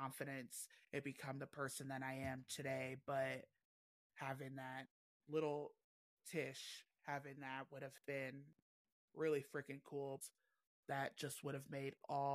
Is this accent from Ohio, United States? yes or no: yes; Cleveland, Ohio, United States; I am from Cleveland, Ohio